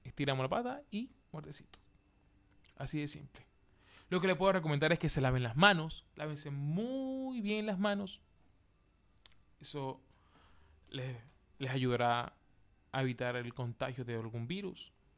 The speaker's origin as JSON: {"language": "Spanish", "town": "Maracaibo", "region": "Zulia", "country": "Venezuela", "moved": "as an adult", "lives_now": "Chile", "said": "yo, que soy de Venezuela, Maracaibo"}